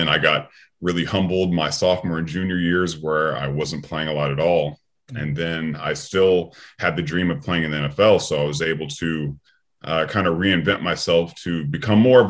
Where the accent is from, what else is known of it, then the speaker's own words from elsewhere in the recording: Sacramento, California, United States; I'm originally from Sacramento, California